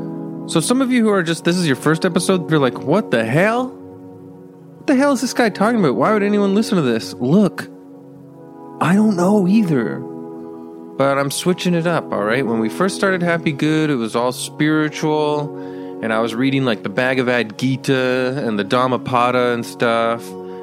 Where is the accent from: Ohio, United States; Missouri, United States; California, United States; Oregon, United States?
California, United States; I'm from California. I do mushrooms and Joshua tree.